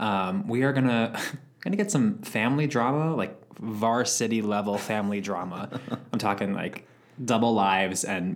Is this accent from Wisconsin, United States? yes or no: no; New York, United States; moved away as an adult; now in California, United States; I grew up in New York, lived in the city for a long time, just recently moved to California